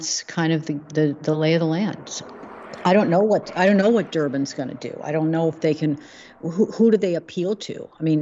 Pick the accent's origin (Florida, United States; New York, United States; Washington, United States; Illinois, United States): Illinois, United States; Chicago; moved away; I'm from Chicago originally